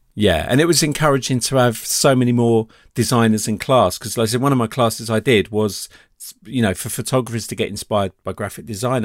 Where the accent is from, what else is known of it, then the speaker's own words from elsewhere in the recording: United Kingdom; being British